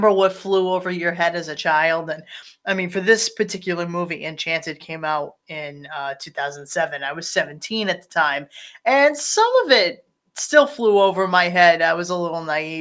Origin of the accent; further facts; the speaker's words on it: Rhode Island, United States; we are from Rhode Island